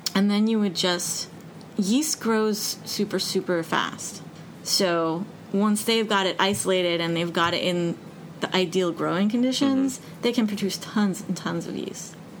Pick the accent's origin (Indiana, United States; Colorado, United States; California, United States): Colorado, United States; Denver; moved away; I grew up in Denver